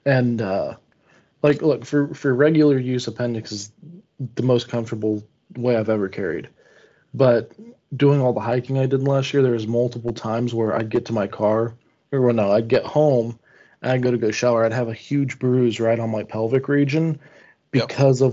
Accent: Pennsylvania, United States; now in Indiana, United States; I was raised in Pennsylvania

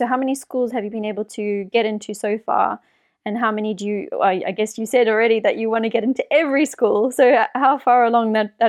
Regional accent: South Africa; I grew up in South Africa

